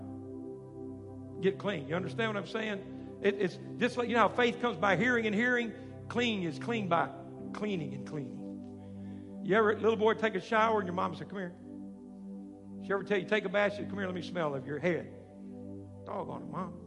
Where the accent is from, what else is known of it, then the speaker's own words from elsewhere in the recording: South Arkansas, United States; I grew up down in South Arkansas, and we're not far from Cajun land.